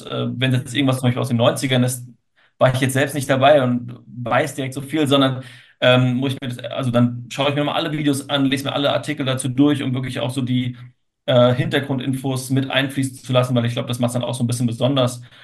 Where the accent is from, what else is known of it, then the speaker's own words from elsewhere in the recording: Frankfurt, Hesse, Germany; als Frankfurter